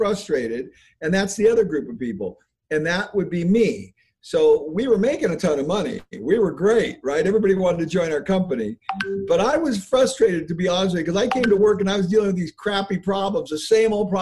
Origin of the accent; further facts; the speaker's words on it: United States; I was born in America